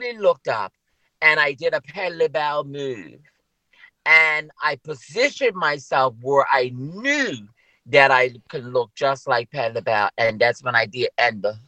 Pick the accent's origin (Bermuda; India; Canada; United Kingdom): Bermuda; I'm from Bermuda. How many times have I told you, girl, that I am from Bermuda? This is where I'm from. This is my home.